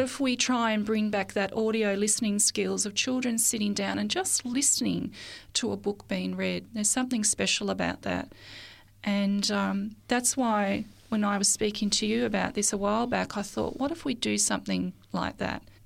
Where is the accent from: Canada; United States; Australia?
Australia; Mount Beauty, Victoria; also born or lived in Melbourne; I was born in Melbourne, and when I was about seven years old, my parents decided to move to the country. And we moved to a little area in northeast Victoria, in Australia